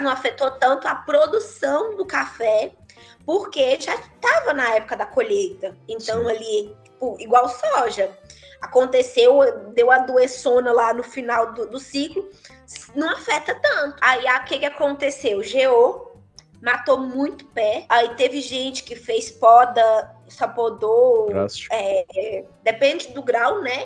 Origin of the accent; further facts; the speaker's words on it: Salinas, Minas Gerais, Brazil; also born or lived in Unaí, Minas Gerais / Uberlândia, Minas Gerais; Eu sou de Salinas, que é norte de Minas